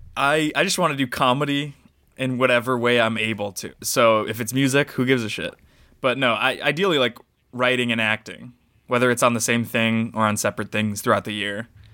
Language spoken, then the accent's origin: English; United States; growing up in America as a brown person